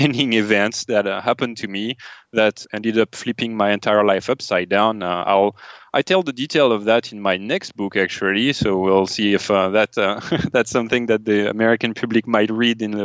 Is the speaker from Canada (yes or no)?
no; France; moved away as an adult; now in United States; I grew up in France as an atheist